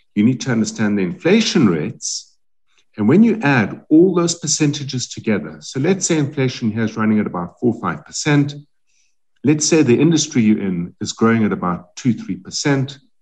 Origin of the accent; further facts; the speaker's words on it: South Africa; we as South African companies